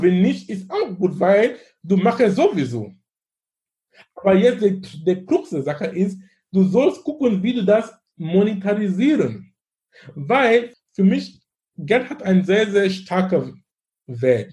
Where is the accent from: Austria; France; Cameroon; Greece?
Cameroon; German is a second language; now in Germany; wo wir überhaupt in Kamerun arbeiten, wo ich herkomme